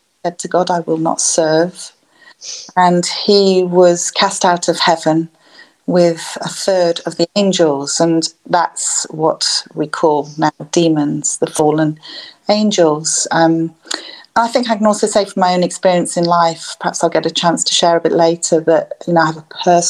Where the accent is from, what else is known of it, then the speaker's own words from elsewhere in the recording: Lincolnshire, East Midlands, United Kingdom; I'm from Lincolnshire.